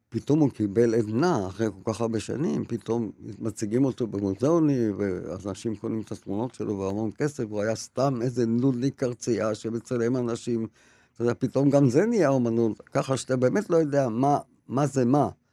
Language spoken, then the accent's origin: Hebrew; Tel Aviv, Tel Aviv District, Israel; ונעשינו מעמד בינוני, תל אביבי כזה